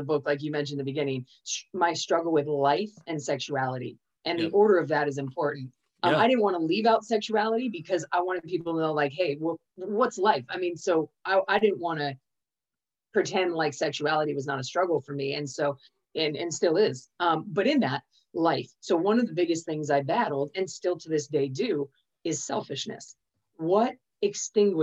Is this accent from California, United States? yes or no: yes; California, United States; I was born in California